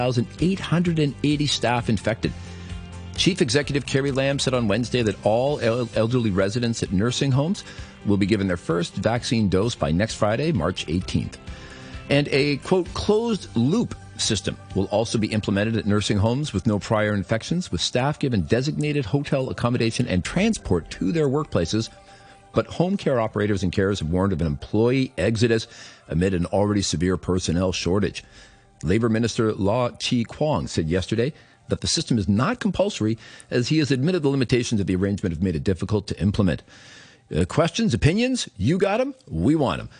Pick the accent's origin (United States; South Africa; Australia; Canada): Canada; now in Hong Kong; I'm originally from Canada